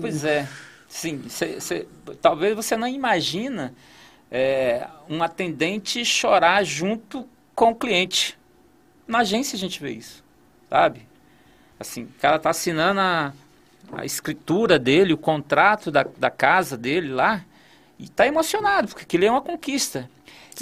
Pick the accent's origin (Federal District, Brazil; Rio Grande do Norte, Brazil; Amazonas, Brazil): Federal District, Brazil; Gama; Eu, eu nasci no Gama, morei no Gama